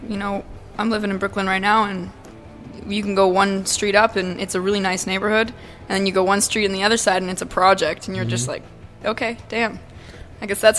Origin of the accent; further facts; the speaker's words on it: Russia; English is a second language; Yeah, I mean, I'm from Russia, so, like, St. Petersburg's an old city.